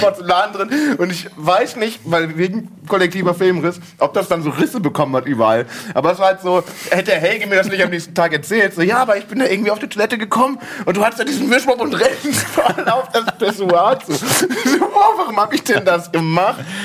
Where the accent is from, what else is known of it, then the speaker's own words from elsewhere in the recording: Friesland, Lower Saxony, Germany; also born or lived in Münster; now in Hamburg, Germany; ich komme aus, aus Friesland und dann, äh, nächste Station war Münster und jetzt Hamburg.